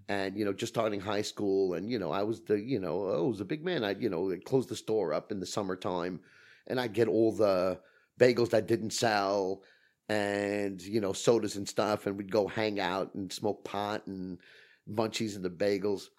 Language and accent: English; New York City, New York, United States; I grew up in Brooklyn